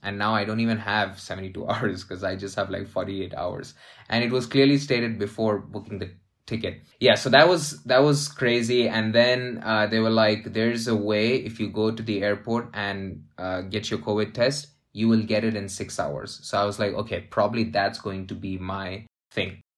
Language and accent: English; Dubai, United Arab Emirates; moved away as an adult; also born or lived in Saudi Arabia / India; I am from India, but I was raised, born and raised in Saudi Arabia and Dubai, mainly in Dubai.